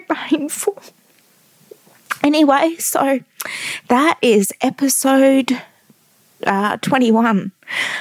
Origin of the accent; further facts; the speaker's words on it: Perth, Western Australia, Australia; moved away; back in my hometown of Perth